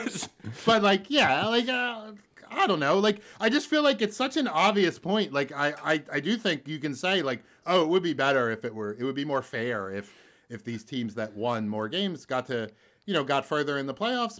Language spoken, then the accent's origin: English; Philadelphia, Pennsylvania, United States; I grew up near the Northeast Philadelphia airport